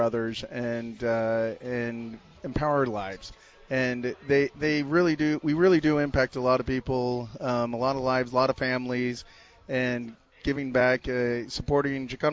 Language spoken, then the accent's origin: English; Phoenix, Arizona, United States; also born or lived in Tucson; now in Scottsdale, United States; I'm from Phoenix, Arizona. Born and raised in Phoenix.